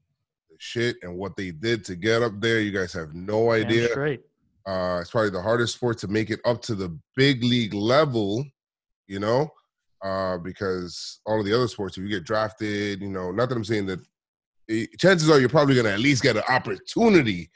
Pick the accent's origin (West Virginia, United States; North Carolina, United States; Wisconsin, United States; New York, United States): New York, United States; New York City; I'm from the Bronx